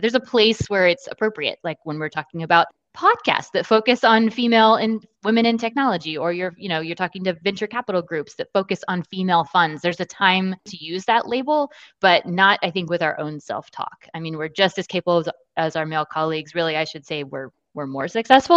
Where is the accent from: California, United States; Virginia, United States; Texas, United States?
Texas, United States; Austin; moved away as an adult; now in San Antonio, United States; I'm originally from Austin, where I was born and raised